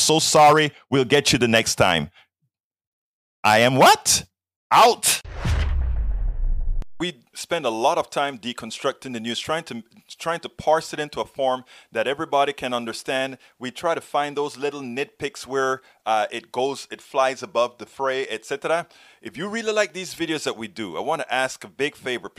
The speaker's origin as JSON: {"language": "English", "country": "Panama", "said": "I am from Panama. I am from Panama"}